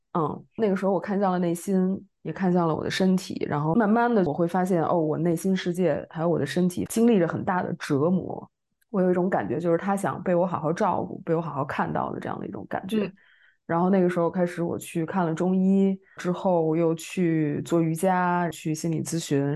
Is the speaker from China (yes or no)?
yes; Beijing, China; moved away as an adult; now in Paris, France; 我也是北京人，然后现在在巴黎学习精神分析，做心理咨询